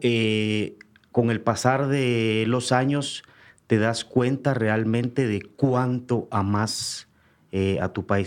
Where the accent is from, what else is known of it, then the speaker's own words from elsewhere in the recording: Guatemala; moved away as an adult; also born or lived in Canada; mi identidad como guatemalteco